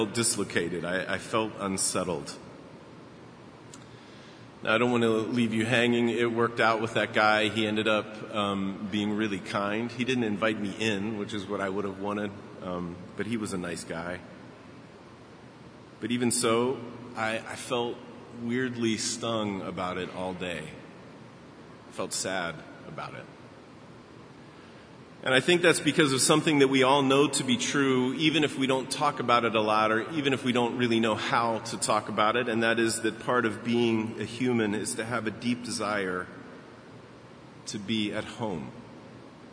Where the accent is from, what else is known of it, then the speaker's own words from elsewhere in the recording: Baltimore, Maryland, United States; moved away; my hometown, Baltimore.